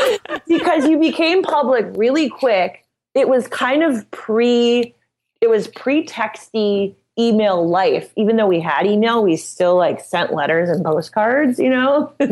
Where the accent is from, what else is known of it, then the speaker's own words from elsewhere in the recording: Midwest, United States; And, you know, I'm from the Midwest, so I'm just kind of no bullshit about everything.